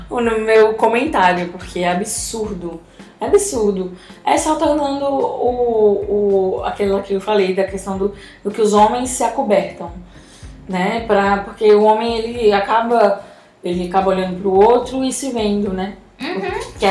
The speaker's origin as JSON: {"language": "Portuguese", "region": "Rio de Janeiro", "country": "Brazil", "tie": "born there", "said": "eu nasci no Rio de Janeiro, dia 7 de dezembro de 1964."}